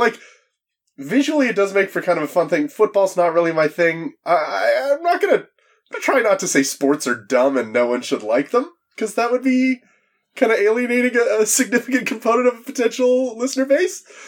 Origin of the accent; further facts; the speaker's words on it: Canada; I'm from Canada